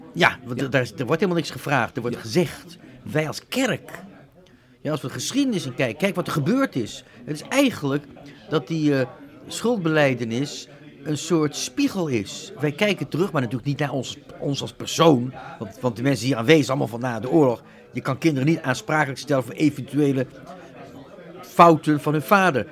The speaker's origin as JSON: {"language": "Dutch", "country": "Netherlands", "moved": "as an adult", "said": "Ik ben Nederlander, ben tien jaar, meer dan 10 generaties, maar ik heb tien jaar gestudeerd in het buitenland."}